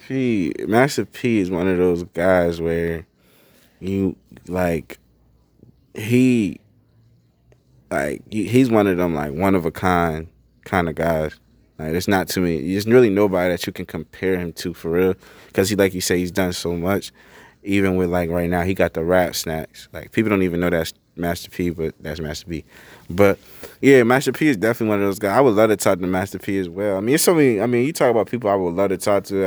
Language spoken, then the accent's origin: English; Bridgeport, Connecticut, United States; I'm from Bridgeport, Connecticut. It's a city.